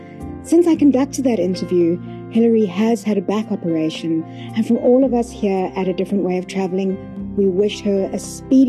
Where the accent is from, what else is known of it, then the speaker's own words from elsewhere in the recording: Cape Town, Western Cape, South Africa; my hometown, Cape Town